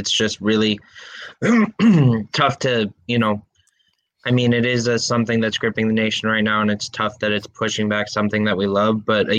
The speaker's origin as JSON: {"language": "English", "town": "Boston", "region": "Massachusetts", "country": "United States", "said": "I'm from Boston."}